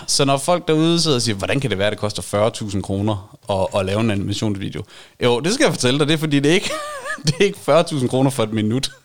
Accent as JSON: {"language": "Danish", "town": "Varde", "region": "Southern Denmark", "country": "Denmark", "said": "jeg er nær i vestjyde. Jeg kommer fra Varde"}